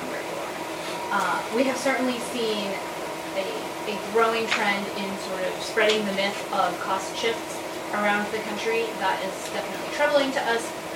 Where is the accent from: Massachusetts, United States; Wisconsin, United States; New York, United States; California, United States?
Wisconsin, United States; my home state of Wisconsin